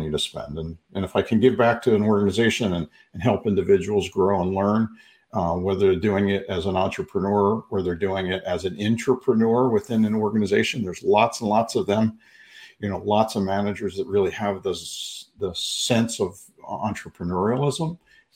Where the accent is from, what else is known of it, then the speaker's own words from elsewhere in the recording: Philadelphia, Pennsylvania, United States; moved away as an adult; now in Phoenix, United States; I was born and raised in Philly, and went to school there in Philadelphia, moved out to Arizona about 30 years ago